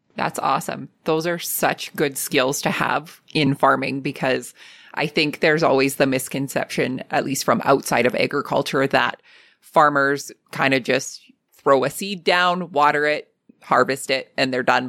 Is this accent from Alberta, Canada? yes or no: yes; Lethbridge, Alberta, Canada; my hometown